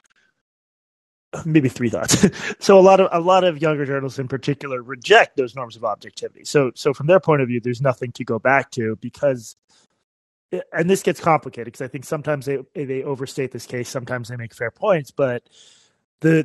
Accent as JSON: {"language": "English", "town": "Boston", "region": "Massachusetts", "country": "United States", "said": "I'm from Boston"}